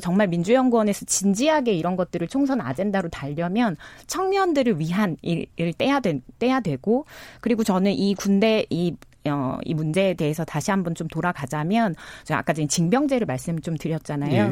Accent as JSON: {"language": "Korean", "region": "Jeju", "country": "South Korea", "said": "전 제주에서 왔기 때문에"}